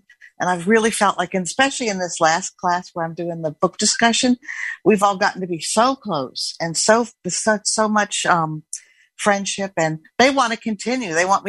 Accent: Bellingham, Washington, United States; And I'm from Bellingham, Washington, and I'm just never thought I could host.

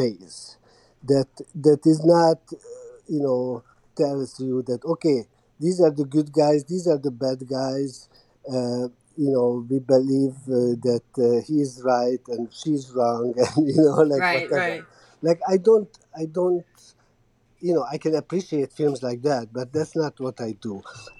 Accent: Hungary; now in Montreal, Canada; so I grew up in Hungary during the communism

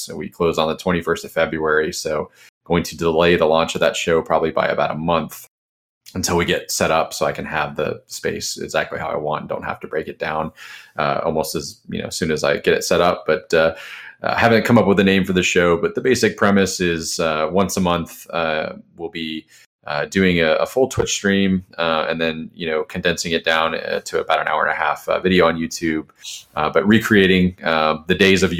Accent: Jacksonville, Florida, United States; from Jacksonville, Florida.

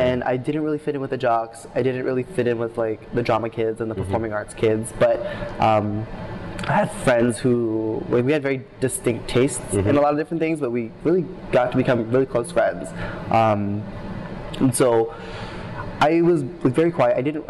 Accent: Philadelphia, Pennsylvania, United States; accent: Philly accent; Yeah, so I was born and raised in Philadelphia.

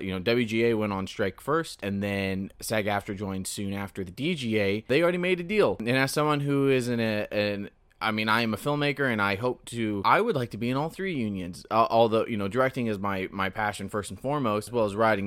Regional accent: Central California, United States; now in Southern California, United States; I'm from Central California, where it is dry and arid, and it sucks.

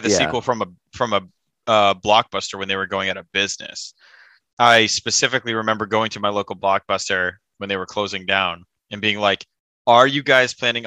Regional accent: United States; being an American

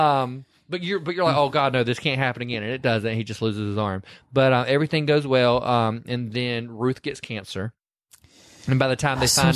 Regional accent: the South, United States; I'm from the South.

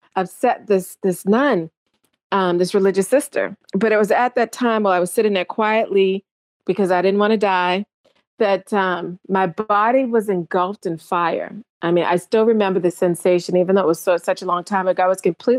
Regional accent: Charleston, South Carolina, United States; born or raised there

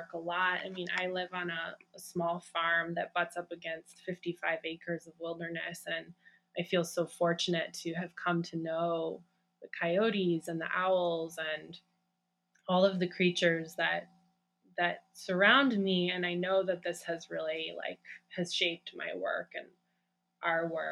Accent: Great Lakes, United States; moved away as an adult; also born or lived in Cascadia bioregion; now in Cascadia, United States; we grew up in the Great Lakes region, and we moved 10 years ago to the Cascadia bioregion

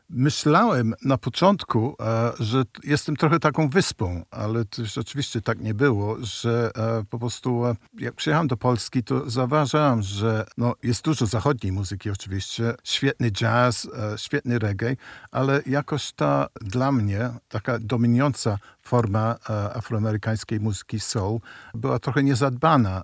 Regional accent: United Kingdom; moved away as an adult; now in Warsaw, Poland; Pochodzę z Wielkiej Brytanii, gdzie się urodziłem

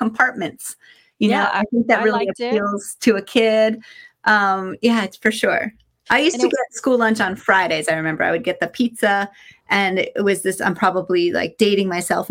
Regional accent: Cooperstown, New York, United States; I grew up in upstate New York, Cooperstown, New York.

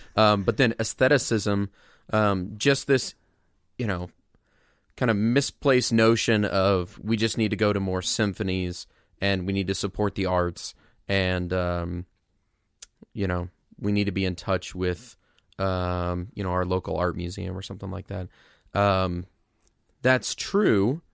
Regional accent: Mount Zion, Illinois, United States; my hometown, Mount Zion, Illinois

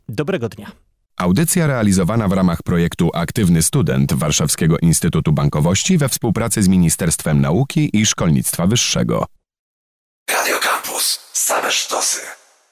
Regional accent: Poland

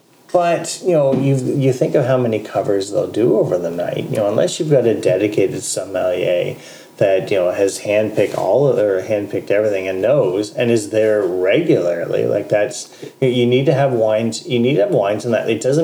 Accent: London, Ontario, Canada; also born or lived in Toronto; now in Waterloo, Canada; I'm from London originally. Spent the better part of a decade in Toronto.

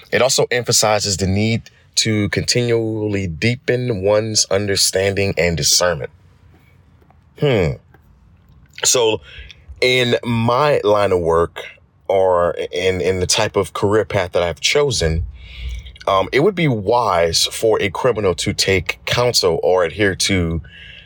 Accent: Thibodaux, Louisiana, United States; I am from Thibodaux, Louisiana.

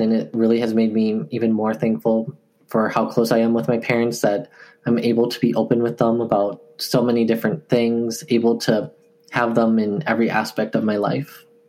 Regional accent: Eau Claire, Wisconsin, United States; moved away as an adult; also born or lived in Daegu, South Korea / Guatemala; now in Milwaukee, United States; I currently live in Milwaukee, Wisconsin, but I'm from Eau Claire. And that's actually where I first went to um, when I was adopted.

